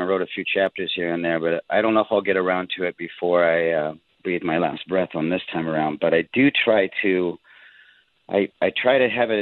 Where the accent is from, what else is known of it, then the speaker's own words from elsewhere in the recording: South Dakota, United States; moved away; also born or lived in Jerusalem; I grew up Catholic in South Dakota, going to church every Sunday